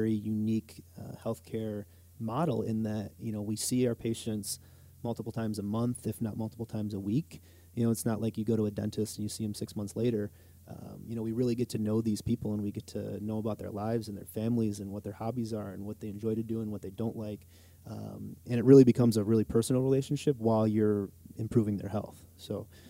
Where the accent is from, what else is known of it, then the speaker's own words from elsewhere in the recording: Jamestown, New York, United States; moved away as an adult; also born or lived in Falconer, New York; now in Wisconsin, United States; going back to my hometown